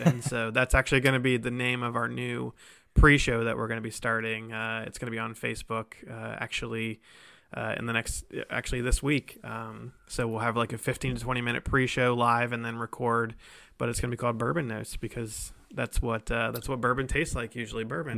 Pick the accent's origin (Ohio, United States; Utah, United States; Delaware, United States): Ohio, United States; Columbus; moved away as an adult; now in Cincinnati, United States; I'm from Columbus in, originally